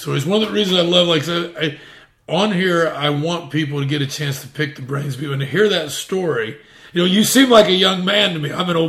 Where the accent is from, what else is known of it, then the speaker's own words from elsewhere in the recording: Midwest, United States; I'm from the Midwest, and like, so, you know.